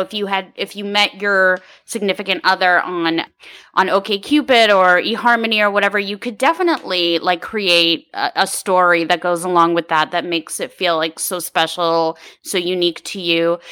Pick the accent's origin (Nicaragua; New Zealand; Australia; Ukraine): Ukraine; now in California, United States; I was born in the Ukraine